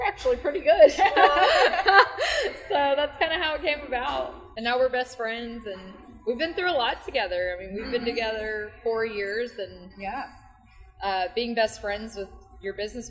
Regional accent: Chattanooga, Tennessee, United States; moved away as an adult; now in Nashville, United States; since we're from Chattanooga

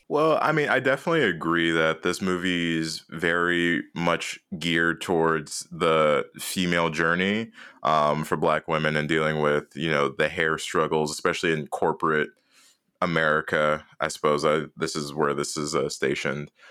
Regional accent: Jamaica; I'm Jamaican

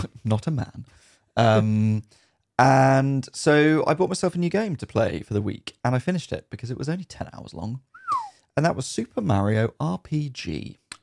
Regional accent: United Kingdom; definitely British

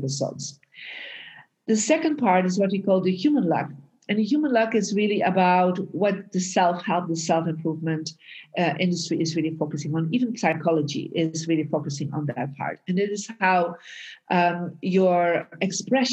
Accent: Belgium; now in United States; I was born in Belgium and I moved out of Belgium and moved to America and lived in different countries.

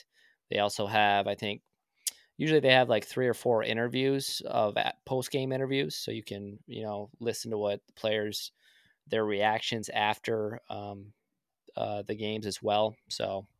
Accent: Minnesota, United States; So since we're from Minnesota

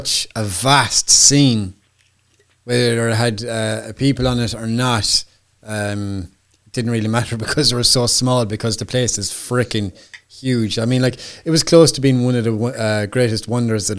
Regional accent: Ireland; I'm Irish

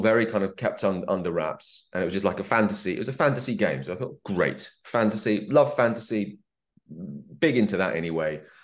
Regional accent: England, United Kingdom; I'm English

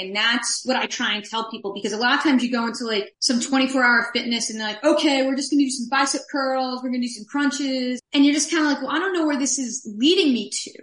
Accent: New York City, New York, United States; moved away as an adult; now in Seattle, United States; I'm from New York City area originally

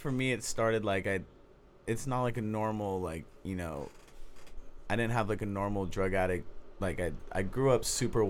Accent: Oakland, California, United States; I grew up in Oakland, California.

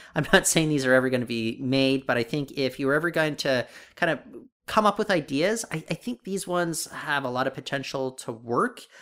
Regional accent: United States; now in Canada; I grew up in the U S

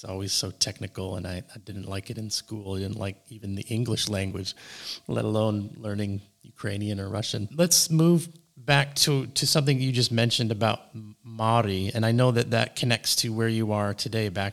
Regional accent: Canada; as a Canadian myself

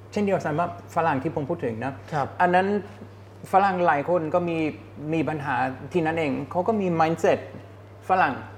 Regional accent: Germany; Thai is a second language; moved away as an adult; also born or lived in Hong Kong / United States; now in Thailand; ผมมาจากเยอรมัน

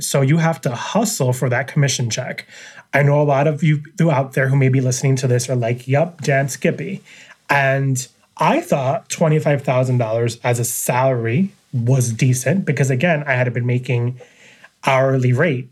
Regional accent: New York City, New York, United States; now in Syracuse, United States; I was born and raised in New York City, Queens, New York

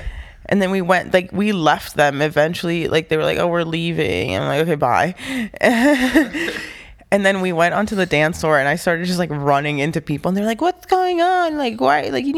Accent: Honduras; also born or lived in New Orleans; now in Grinnell, United States; I am a 23-year-old woman that lives in Grinnell, Iowa with her family. I moved to Iowa in 2009 from New Orleans, and I moved to New Orleans from Honduras in 2001.

